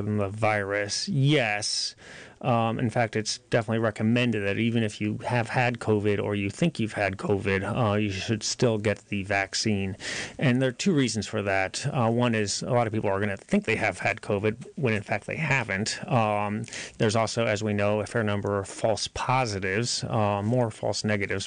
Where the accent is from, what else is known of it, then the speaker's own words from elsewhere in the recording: Boonville, California, United States; moved away; also born or lived in Nashville, Tennessee; I'm from Boonville, but I lived in Nashville for 10 years